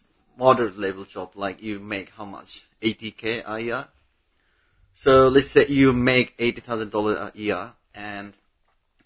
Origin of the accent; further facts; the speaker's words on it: Bangladesh; English is a second language; moved away; I'm from Bangladesh